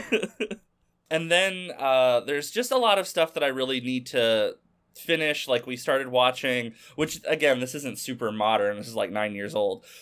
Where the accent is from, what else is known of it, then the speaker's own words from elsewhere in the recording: Arkansas, United States; used to be a hobby shop in my hometown in Arkansas